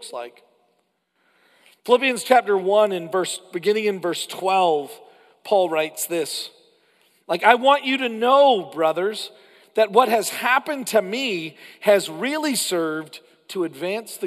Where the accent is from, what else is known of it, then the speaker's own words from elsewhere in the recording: Canada; as a Canadian